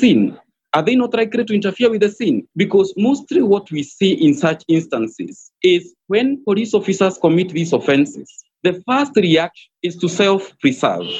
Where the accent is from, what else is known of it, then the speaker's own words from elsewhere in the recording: Kenya; as a Kenyan